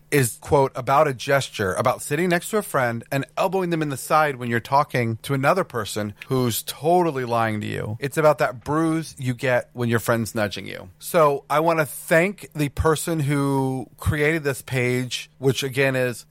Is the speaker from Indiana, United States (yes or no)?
no; Houston, Texas, United States; we grew up in Houston, Texas.